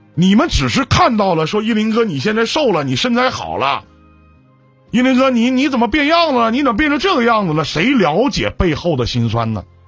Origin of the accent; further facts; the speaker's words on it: Jinzhou, Liaoning, China; now in Shenyang, China; 我从小是在锦州长大的啊，在劳保小学哎后边的那个劳保小学，辽宁安一纪念馆，劳保小学那儿